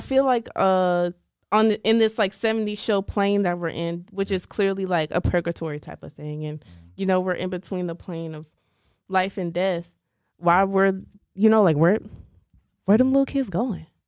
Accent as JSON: {"language": "English", "town": "Dallas", "region": "Texas", "country": "United States", "said": "I'm from Dallas."}